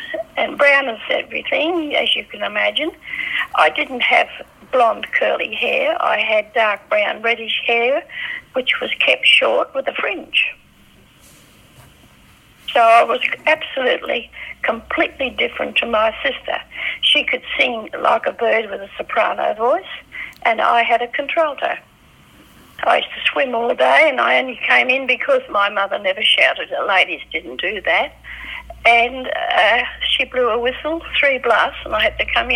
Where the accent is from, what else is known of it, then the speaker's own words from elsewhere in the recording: Perth, Western Australia, Australia; I was born the 27th of March, 1924, in Western Australia, Victoria Park, Enfield Street, at 9:30 p.m. at home